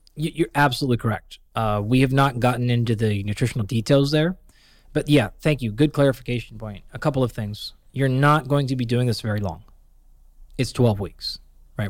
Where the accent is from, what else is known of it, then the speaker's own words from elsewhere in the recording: Pacific Northwest, United States; where I grew up in the Pacific Northwest